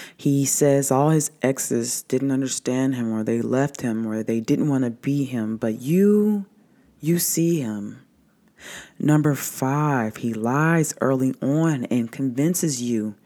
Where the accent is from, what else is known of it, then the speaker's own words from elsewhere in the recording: the South, United States; growing up in the South